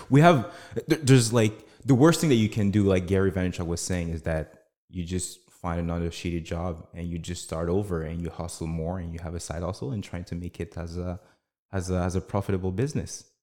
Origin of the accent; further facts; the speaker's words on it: Canada; I was born and raised in Canada.